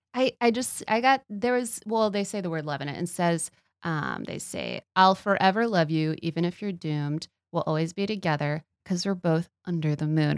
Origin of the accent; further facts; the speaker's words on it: Texas, United States; I'm from Texas